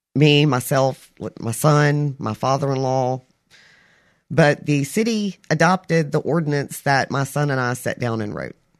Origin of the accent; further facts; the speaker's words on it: Albany, Kentucky, United States; moved away; also born or lived in South Mississippi; I was born and raised in Albany, Kentucky.